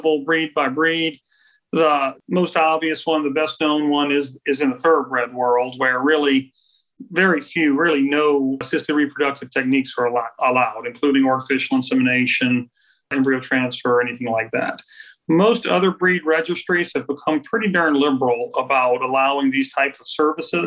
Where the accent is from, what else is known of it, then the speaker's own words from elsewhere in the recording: Crowley, Louisiana, United States; I grew up really in Roberts Cove, right outside of Crowley